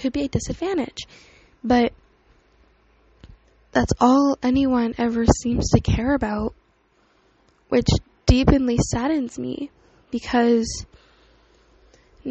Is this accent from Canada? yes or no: yes; Canada; So I live in Canada. I was born in Canada, born and raised